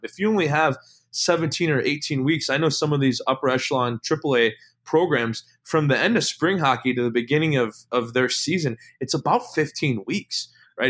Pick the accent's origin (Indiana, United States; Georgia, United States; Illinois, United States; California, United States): Illinois, United States; moved away as an adult; also born or lived in Dubuque, Iowa / West Coast / Kenosha, Wisconsin; I'm from Illinois, born and raised